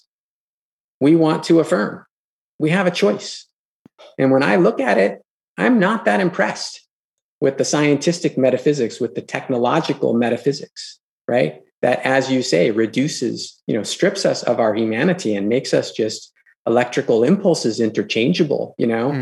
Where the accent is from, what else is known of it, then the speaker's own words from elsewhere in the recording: Los Angeles, California, United States; I grew up in Los Angeles, you know, in the 80s, in the 90s